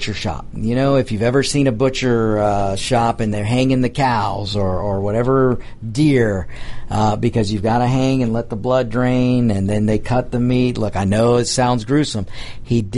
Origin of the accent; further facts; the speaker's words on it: United States; We are Americans